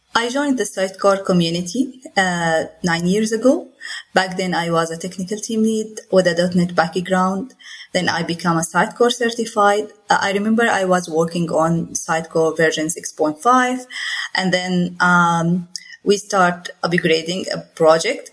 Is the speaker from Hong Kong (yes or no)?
no; Jordan; I'm from Jordan